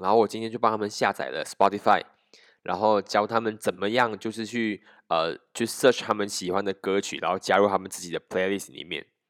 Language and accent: Chinese; Malaysia; 我们马来西亚人